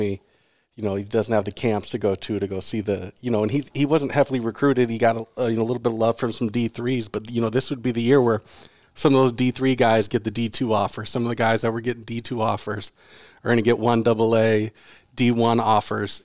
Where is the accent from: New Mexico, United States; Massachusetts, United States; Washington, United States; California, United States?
Washington, United States; Seattle; I grew up in Seattle